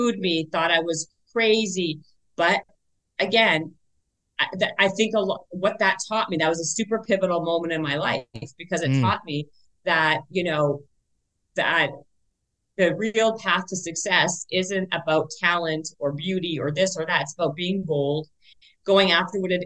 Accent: Winnipeg, Manitoba, Canada; now in Los Angeles, United States; I'm from the north end. I'm from Garden City in Winnipeg.

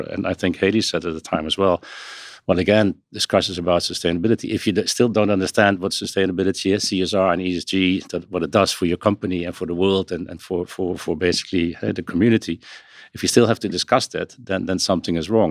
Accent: Netherlands; accent: Dutch; now in New York, United States; my accent has this Dutch roots

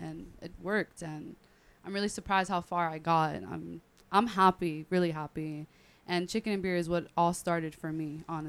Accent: Orlando, Florida, United States; I'm from here, Orlando, Florida.

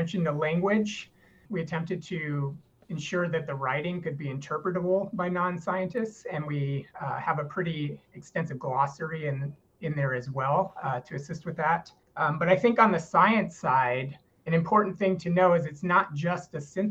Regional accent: Denver, Colorado, United States; moved away as an adult; also born or lived in Minnesota / Texas; I grew up in the Denver area

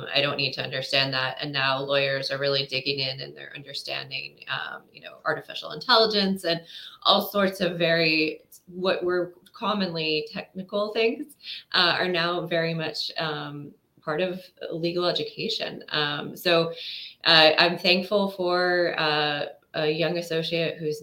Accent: United States; also born or lived in United Kingdom; being an American overseas

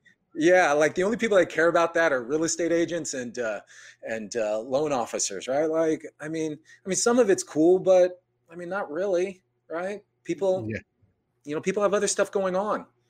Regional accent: San Jose, California, United States; I was born and raised in San Jose

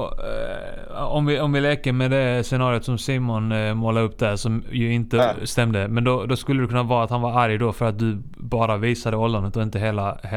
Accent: Iceland; now in Sweden; jag är från Island

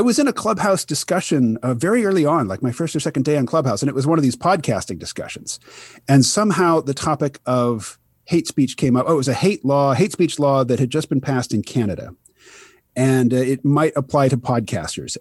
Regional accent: Kansas City, Missouri, United States; now in Bellows Falls, United States; I grew up mostly in Kansas City, Missouri

